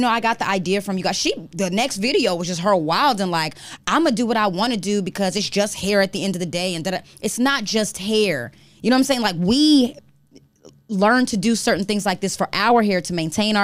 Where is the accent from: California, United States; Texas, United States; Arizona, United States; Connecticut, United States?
Texas, United States; El Paso; also born or lived in Maryland; now in Houston, United States; originally, I grew up in El Paso